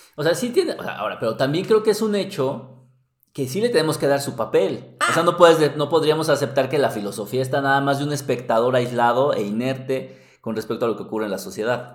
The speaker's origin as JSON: {"language": "Spanish", "country": "Mexico", "said": "somos mexicanos"}